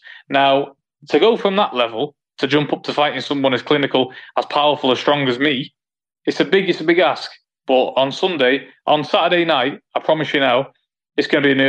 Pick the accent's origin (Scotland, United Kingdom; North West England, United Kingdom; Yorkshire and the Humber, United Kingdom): North West England, United Kingdom; Manchester; it's in my hometown